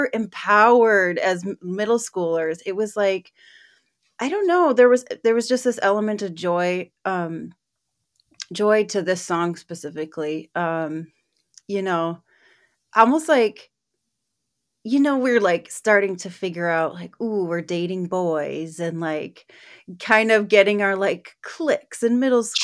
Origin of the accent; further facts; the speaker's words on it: Eau Claire, Wisconsin, United States; moved away as an adult; now in Duluth, United States; I grew up in Eau Claire, Wisconsin